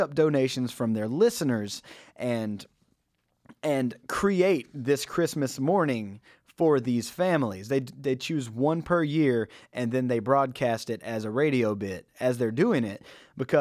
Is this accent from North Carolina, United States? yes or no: yes; North Carolina, United States; I grew up in North Carolina